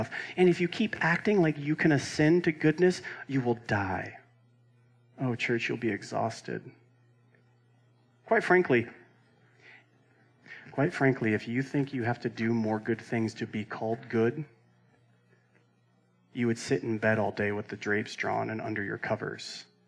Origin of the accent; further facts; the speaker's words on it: Roseville, California, United States; There's my hometown in California